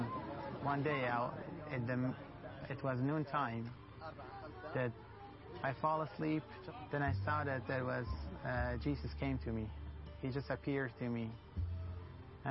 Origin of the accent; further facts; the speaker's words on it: Sanandaj, Kurdistan, Iran; moved away as an adult; now in Erbil, Iraq; I'm originally from Iran, from Kurdistan, Sana